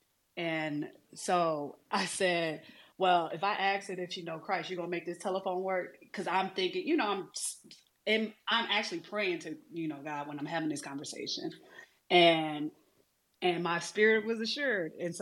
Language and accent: English; Detroit, Michigan, United States; I grew up in Detroit